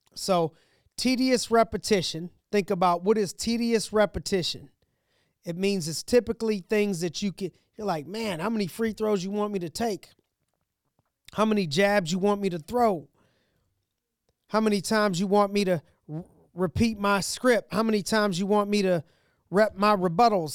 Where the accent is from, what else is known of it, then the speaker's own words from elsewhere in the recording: Youngstown, Ohio, United States; now in Pittsburgh, United States; I'm from Ohio, from Youngstown, Ohio